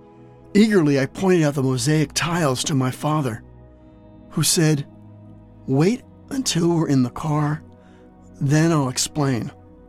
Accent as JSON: {"language": "English", "town": "Newark", "region": "New Jersey", "country": "United States", "tie": "born or raised there", "said": "I grew up in Newark, New Jersey, where I was born, in the very last days of World War II."}